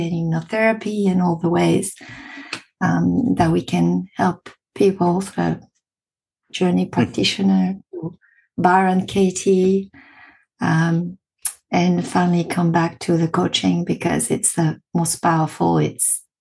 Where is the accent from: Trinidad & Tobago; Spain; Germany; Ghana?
Spain; accent: French; English is a second language; moved away as an adult; also born or lived in France; now in Australia; I've got a French accent. So, I'm originally from France. Had my childhood in Spain